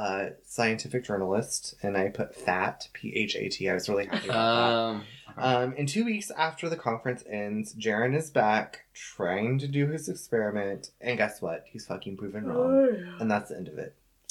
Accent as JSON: {"language": "English", "region": "the South", "country": "United States", "said": "I'm from the South where that runs rampant"}